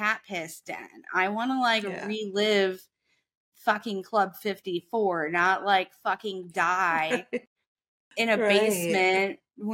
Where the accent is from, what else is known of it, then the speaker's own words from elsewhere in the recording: northwest suburbs of Chicago, Illinois, United States; moved away; the suburbs where we grew up on the northwest side of Chicago